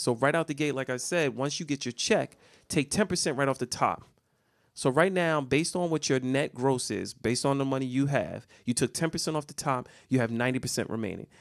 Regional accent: United States; we as the American people

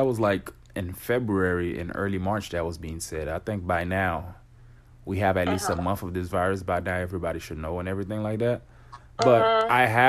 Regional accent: Florida, United States; Well, I'm not going to want to be the one to talk too much because I'm from Florida. We're here in Florida.

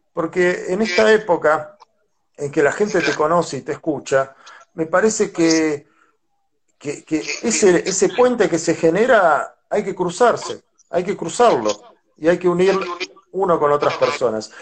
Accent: La Plata, Buenos Aires Province, Argentina; yo soy de La Plata, una ciudad que tiene mucha arte

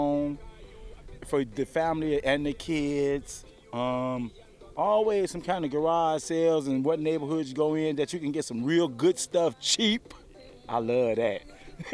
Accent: Chicago, Illinois, United States; moved away as an adult; now in Lincoln, United States; I'm from Chicago.

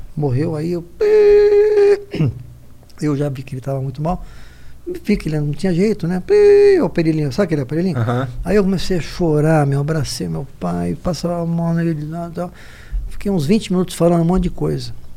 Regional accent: Guarulhos, São Paulo, Brazil; now in São Paulo, Brazil; A gente nasceu em Guarulhos

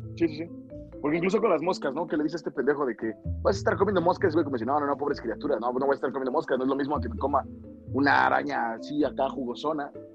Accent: Mexico; como mexicanos

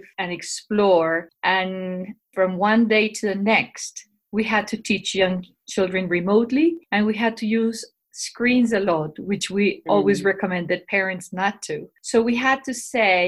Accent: Bogotá, Colombia; I'm from Bogota, Colombia. I work in Colegio Anglo Colombiano, which is a bilingual international school in Bogota. I'm originally from Colombia and I have lived here all my life

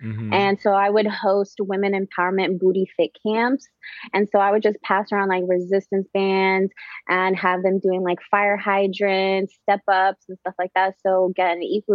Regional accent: New York, United States; me growing up in New York

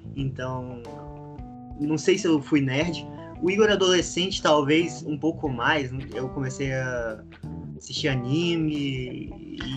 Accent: Rio de Janeiro, Brazil; moved away; also born or lived in Goiânia; eu nasci no Rio

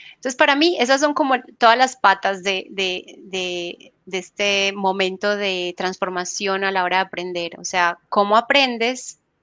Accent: Colombia; moved away as an adult; also born or lived in Buenos Aires, Argentina; now in Spain; yo soy colombiana

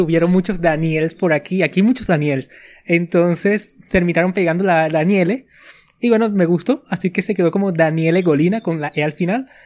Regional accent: Venezuela; soy de Venezuela, nací por aquí y he pasado toda mi vida por aquí

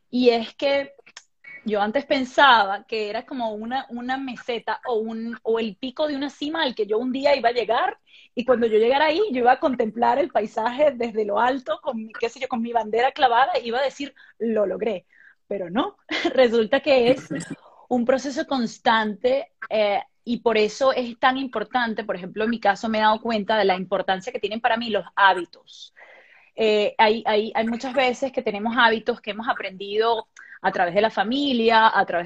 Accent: Venezuela; Y yo le digo, soy de Venezuela. Y me dice, eres la novena venezolana que visita mi tienda en dos semanas.

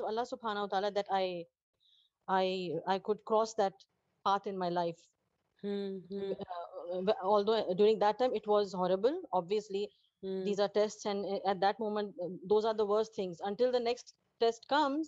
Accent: Pakistan; now in Dubai, United Arab Emirates; I'm a Pakistani, a long-time resident of UAE and a healthcare professional in Dubai.

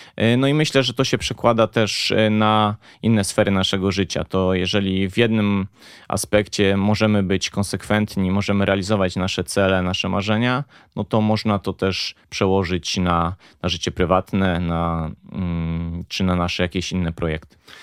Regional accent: Poznań, Greater Poland, Poland; w końcu jesteśmy z Poznania

